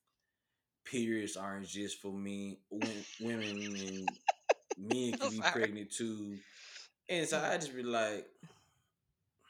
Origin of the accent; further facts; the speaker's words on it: Memphis, Tennessee, United States; I'm from Memphis, so everybody's a bruh, a man